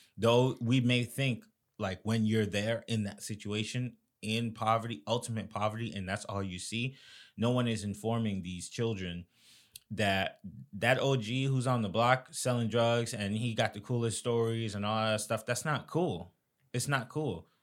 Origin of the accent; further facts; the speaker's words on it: Florida, United States; I'm from Florida